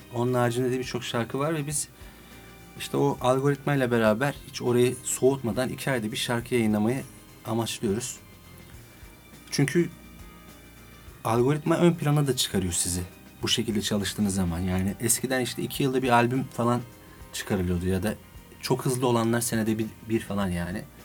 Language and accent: Turkish; Adana, Turkey; now in Istanbul, Turkey; doğma büyüme Adanalıyım